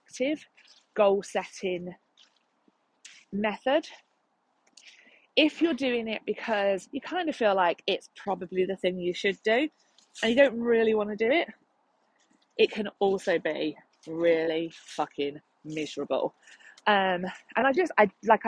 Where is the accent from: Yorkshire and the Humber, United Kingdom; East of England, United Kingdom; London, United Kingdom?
London, United Kingdom; I'm from London